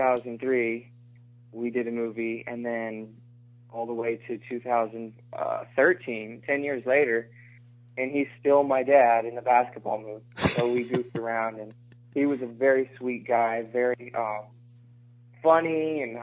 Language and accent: English; Texas, United States; I played basketball growing up in Texas